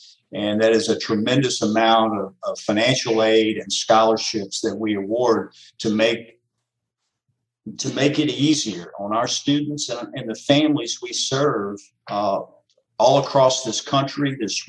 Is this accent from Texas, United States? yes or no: no; Central Kentucky, United States; I grew up in Central Kentucky